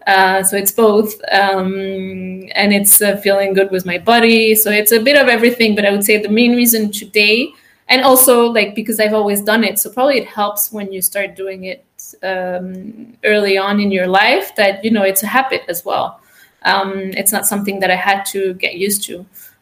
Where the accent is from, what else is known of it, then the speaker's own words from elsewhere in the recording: France; also born or lived in United States / Latin America; now in Switzerland; I'm French-American, born in the States. I grew up in Latin America and then France. And then I did my master's in Switzerland.